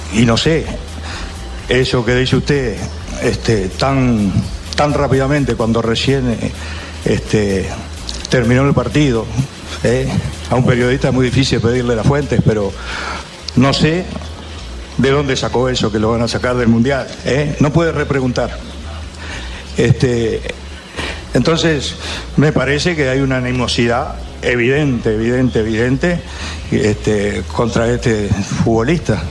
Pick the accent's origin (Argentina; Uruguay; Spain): Uruguay; como uruguayos